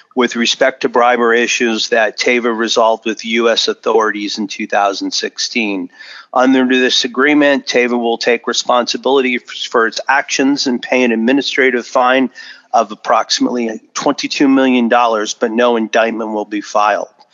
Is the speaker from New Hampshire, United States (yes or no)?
yes; New Hampshire, United States; my days growing up in New Hampshire